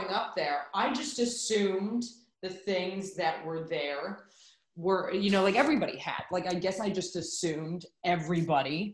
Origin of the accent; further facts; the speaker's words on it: Reno / California, United States; moved away; also born or lived in New York; when I moved from Reno to California, where my mom grew up, when I was 10